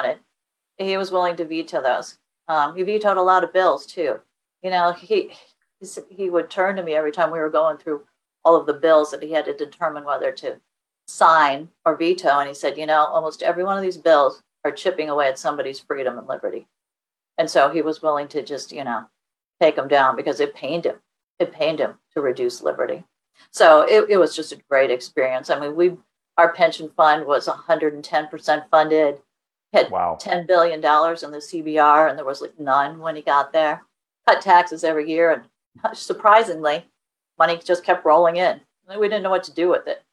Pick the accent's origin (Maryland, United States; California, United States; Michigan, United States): Michigan, United States; moved away as an adult; also born or lived in New York / Tokyo / Alaska; Michigan, my home state, which is where I am now